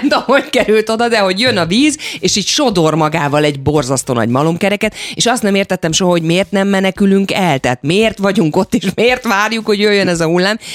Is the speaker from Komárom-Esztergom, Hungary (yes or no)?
yes; Esztergom, Komárom-Esztergom, Hungary; mi Esztergomban, ahol a családi ház volt, és ahol én felnőttem, az a Dunaparton volt